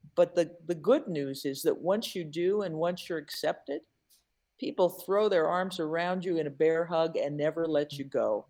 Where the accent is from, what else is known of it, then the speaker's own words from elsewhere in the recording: Seattle, Washington, United States; now in Milwaukee, United States; I'm originally from Seattle.